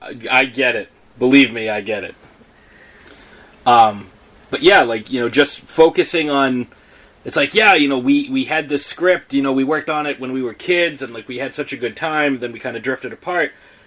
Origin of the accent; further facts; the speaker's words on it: Italy; Well, they came from Jersey. I came from Italy, and I actually went around the earth the other way.